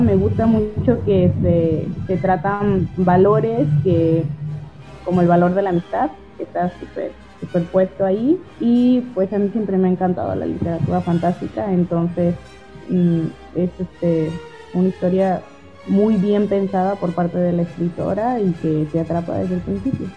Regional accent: El Grillo, Jalisco, Mexico; moved away as an adult; now in Colima, Mexico; yo soy originaria de El Grillo, Jalisco

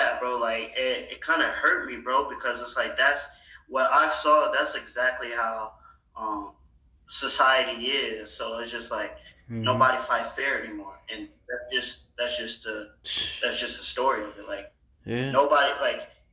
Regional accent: Calumet City, Illinois, United States; growing up in Calumet City

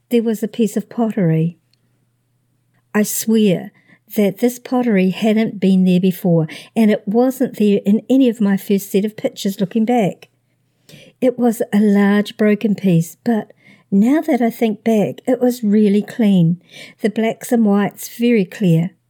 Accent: Midwest, United States; I'm from the Midwest, and that's still shorts weather to me.

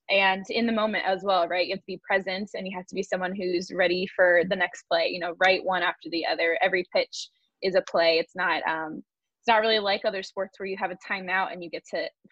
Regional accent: California, United States; I'm from California, so the beach was a huge part of our life

